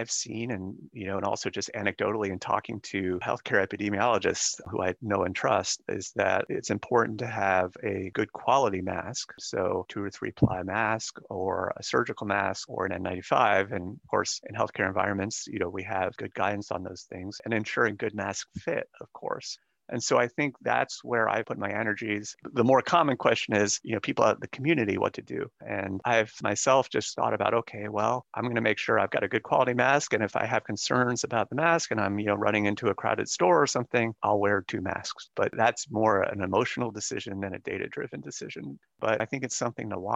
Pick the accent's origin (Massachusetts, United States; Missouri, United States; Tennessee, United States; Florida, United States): Florida, United States; Tampa; I grew up in Tampa Bay